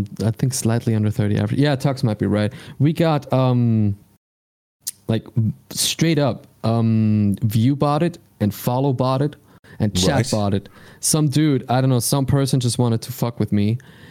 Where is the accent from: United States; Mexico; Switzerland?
Switzerland; English is a second language; I'm from Switzerland